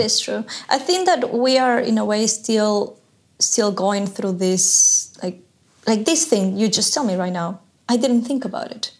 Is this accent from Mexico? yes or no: no; Ecuador; I'm from Ecuador